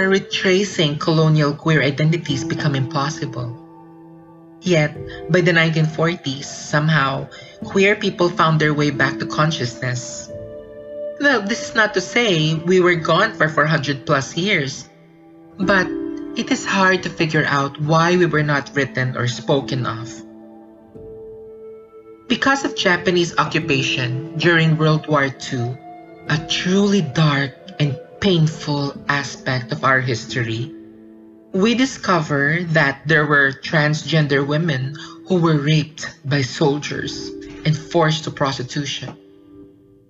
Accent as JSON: {"language": "English", "country": "Philippines", "tie": "born or raised there", "said": "I grew up in the Philippines"}